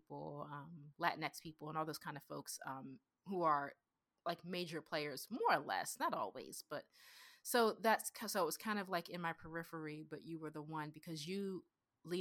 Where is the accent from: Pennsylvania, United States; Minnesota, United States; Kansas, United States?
Pennsylvania, United States; That's where I grew up in Pennsylvania. I grew up very working class and blue collar.